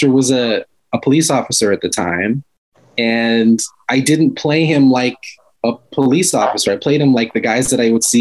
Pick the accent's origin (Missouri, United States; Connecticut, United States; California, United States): California, United States; Los Angeles; I grew up in LA in South Central